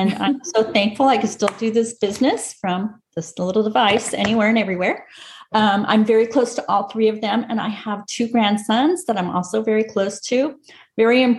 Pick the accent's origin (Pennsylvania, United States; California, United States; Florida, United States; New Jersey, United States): California, United States; Orange; now in San Pedro, United States; I was born and raised in Orange, California